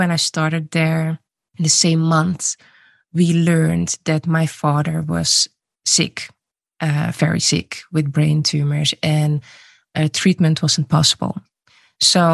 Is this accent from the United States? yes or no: no; Netherlands; also born or lived in Suriname; I was born in Suriname. I moved to the Netherlands when I was 3 years old and I grew up in a mainly white city